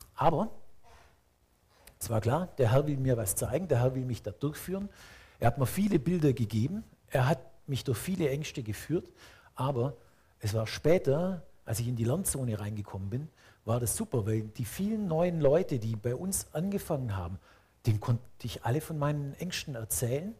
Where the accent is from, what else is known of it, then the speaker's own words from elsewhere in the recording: Swabia, Germany; als Schwabe